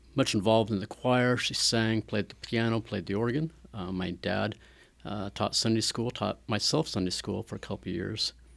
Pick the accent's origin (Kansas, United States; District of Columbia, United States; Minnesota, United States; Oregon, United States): Kansas, United States; Wichita; moved away as an adult; now in Atchison, United States; Grew up in Wichita, Kansas, uh, about two, three hours south of here.